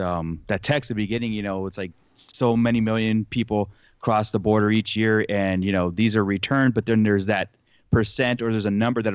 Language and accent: English; California, United States; growing up in Southern California, where I've lived now